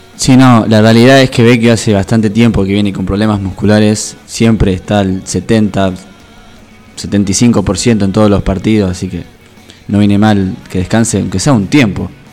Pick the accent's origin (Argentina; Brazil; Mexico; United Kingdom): Argentina; Rosario, Santa Fe; Soy rosarino